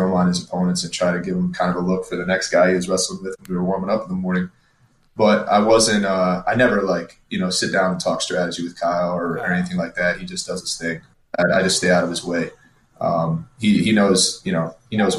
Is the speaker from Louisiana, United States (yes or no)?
no; Michigan, United States; I grew up in Michigan